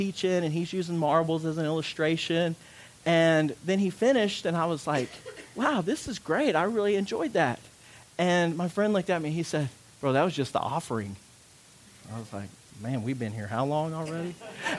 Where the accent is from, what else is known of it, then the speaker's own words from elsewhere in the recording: United States; moved away; also born or lived in Louisiana; I'm from Arkansas and Louisiana